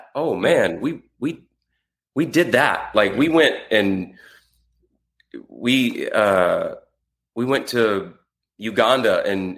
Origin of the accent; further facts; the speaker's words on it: the South, United States; I grew up in the South, very small town in a trailer